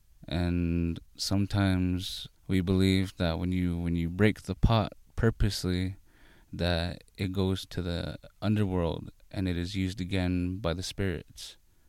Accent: Walpi, Arizona, United States; I'm Hopi. I'm from the village of Walpi. I am from the Tobacco Clan, and I am age 21.

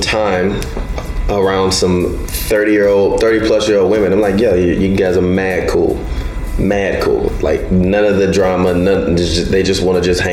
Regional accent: Chicago, Illinois, United States; I'm from Chicago

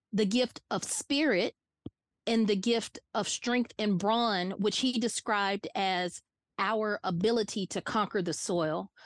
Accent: Atlanta, Georgia, United States; also born or lived in Barnesville, Georgia; born and raised in Atlanta, Georgia, hardcore Southerner

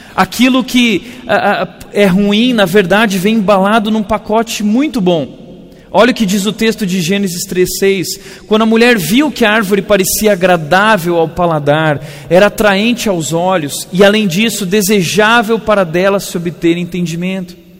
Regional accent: Rio Grande do Sul, Brazil; Eu sou gaúcho

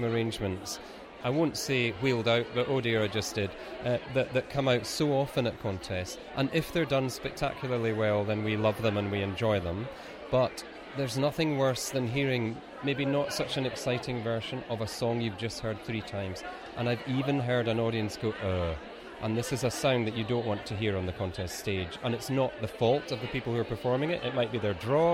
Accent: Scotland, United Kingdom; we're from Scotland

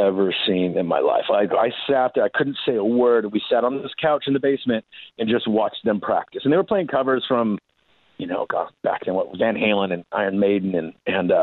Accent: Puyallup, Washington, United States; also born or lived in Seattle; I grew up in Puyallup, which is, I know it's kind of a hard word to say. It's about an hour south, that's where I'm at now.

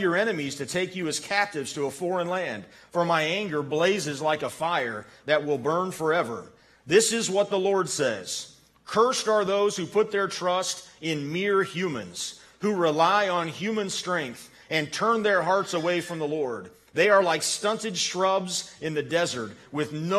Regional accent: United States; I was born an American

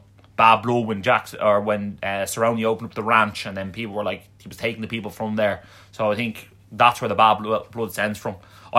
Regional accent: Ireland; But in fairness, we're Irish, so what do you expect?

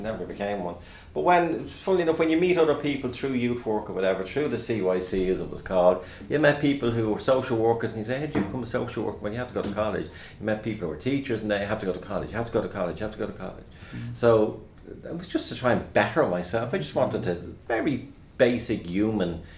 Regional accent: Dublin, Leinster, Ireland; accent: Dublin working class; my Dublin working class accent

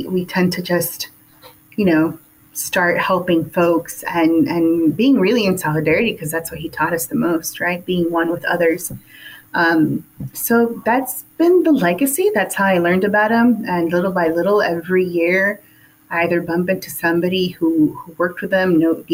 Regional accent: Los Angeles, California, United States; Born and raised in Hollywood, California.

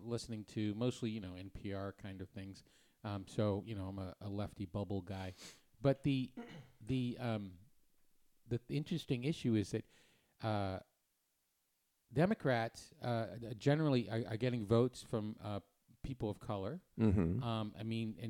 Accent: New Hampshire, United States; moved away as an adult; also born or lived in Massachusetts / Connecticut; I was born in Massachusetts, but I grew up in New Hampshire, and then I went to school in Massachusetts, and then I went to school in Connecticut. So I spent my formative years in New Hampshire.

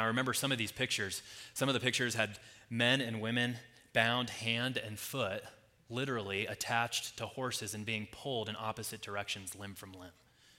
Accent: Colorado, United States; also born or lived in Nashville, Tennessee; Now, I grew up in Colorado, but I spent the last 6 or so years before coming out here living in Nashville, Tennessee.

